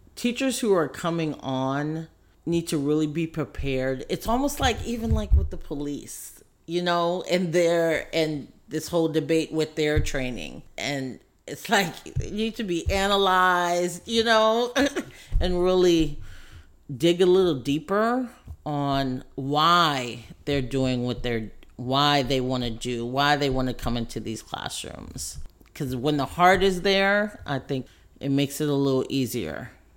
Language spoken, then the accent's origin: English; San Francisco, California, United States; also born or lived in Oakland; now in Richmond, United States; I grew up in San Francisco